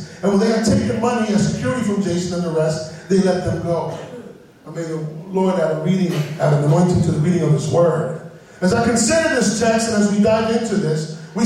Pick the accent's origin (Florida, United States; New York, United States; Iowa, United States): New York, United States; New York City; I'm from the South Bronx, and in my context, the church goes back to the preacher.